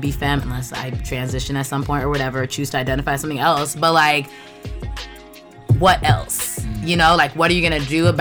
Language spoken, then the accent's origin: English; Los Angeles, California, United States; born or raised there; also born or lived in Culver City, California; now in Brooklyn, United States